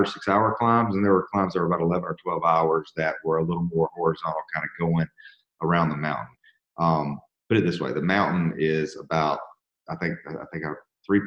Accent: Georgia, United States; I'm from Georgia where it doesn't really hail.

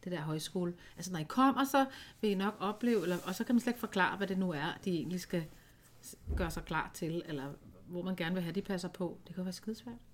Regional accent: Aalborg, North Denmark Region, Denmark; Man skal måske ikke lige fest, som vi gjorde hjemme i Aalborg, eller hvor de kommer fra.

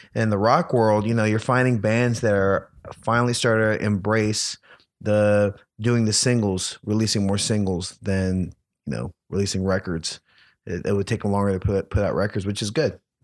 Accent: New Orleans, Louisiana, United States; I'm from New Orleans, huge Saints fan

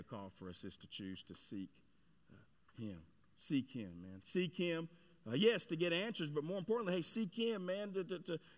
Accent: Cedar Hill, Texas, United States; my hometown, Cedar Hill there

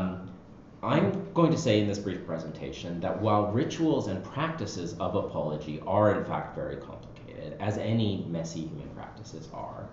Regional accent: Canada; as a Canadian

